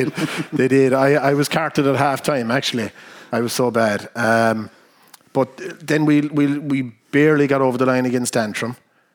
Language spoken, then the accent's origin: English; Ventry, County Kerry, Ireland; it's different from where we are down in Kerry, because obviously I'm from Ventry, and the people that you meet.